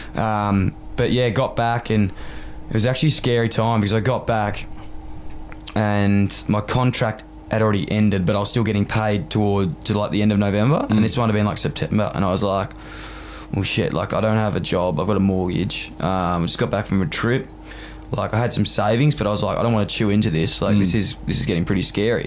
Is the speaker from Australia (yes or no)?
yes; Melbourne, Victoria, Australia; moved away as an adult; now in Sydney, Australia; growing up in Fitzroy, which is right next to Carlton. Like I literally grew up in a one kilometre radius my whole life